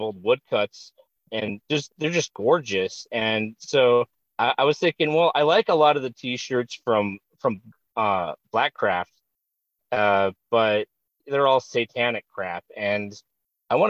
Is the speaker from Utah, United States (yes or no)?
yes; American Fork, Utah, United States; I'm originally from American Fork, Utah